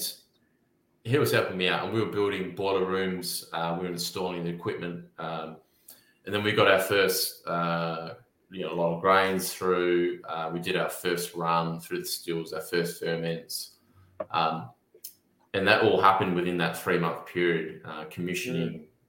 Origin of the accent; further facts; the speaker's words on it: Narrogin, Western Australia, Australia; towns like Narrogin, where I'm from, or Highbury, or Bruce Rock